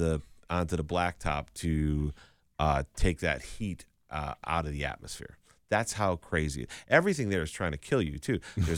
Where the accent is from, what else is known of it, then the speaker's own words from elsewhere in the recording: Chicopee, Massachusetts, United States; I'm from Chicopee. It's half French